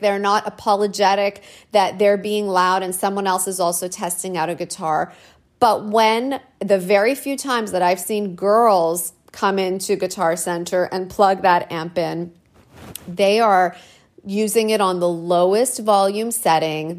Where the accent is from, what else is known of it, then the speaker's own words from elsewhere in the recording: Canada; I'm a woman and I'm Canadian.